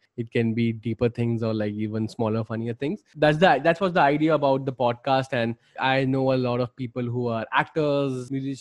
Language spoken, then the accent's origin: English; Delhi, India; I am from Delhi